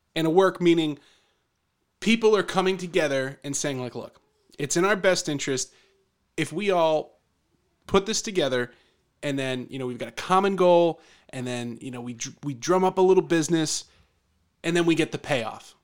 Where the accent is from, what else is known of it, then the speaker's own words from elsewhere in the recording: Philadelphia, Pennsylvania, United States; growing up in the Philadelphia area